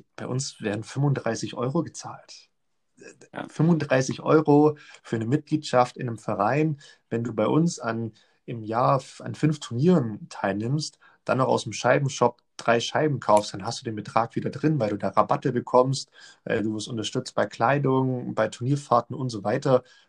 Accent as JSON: {"language": "German", "country": "Germany", "said": "bei uns in Deutschland"}